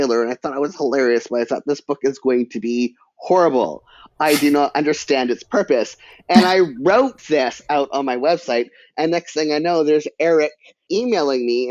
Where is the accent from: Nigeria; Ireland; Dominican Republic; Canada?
Canada; British Columbia; I'm Canadian. And in the education system in British Columbia, creative writing is mandatory from like grade 4 to grade 12